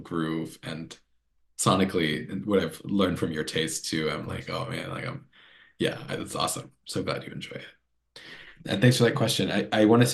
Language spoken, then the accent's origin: English; North Carolina, United States; I grew up in North Carolina and I love living in North Carolina